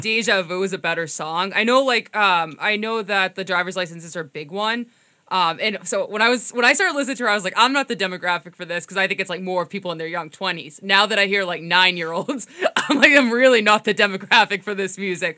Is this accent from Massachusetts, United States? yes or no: yes; Winthrop, Massachusetts, United States; I'm from Winthrop, so I think that technically that's the North Shore